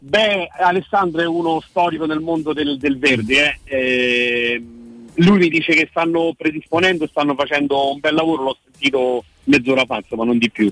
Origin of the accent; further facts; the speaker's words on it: Rome, Lazio, Italy; noi da romani, da romani peraltro di generazioni